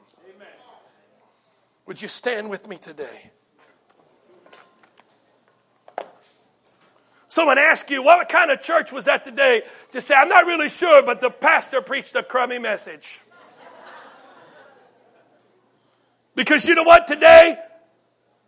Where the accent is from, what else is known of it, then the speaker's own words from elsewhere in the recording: United States; being an American